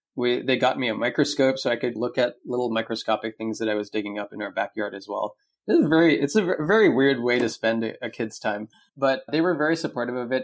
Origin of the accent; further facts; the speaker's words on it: Cupertino, California, United States; moved away as an adult; now in Taiwan; I grew up in the Bay Area. I've been there pretty much my whole life